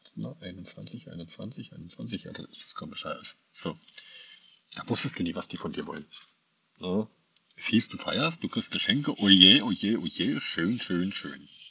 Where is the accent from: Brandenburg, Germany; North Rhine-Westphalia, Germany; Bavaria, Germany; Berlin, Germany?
Brandenburg, Germany; Angermünde; moved away; Bekannte aus Angermünde auch, aus meiner alten Heimat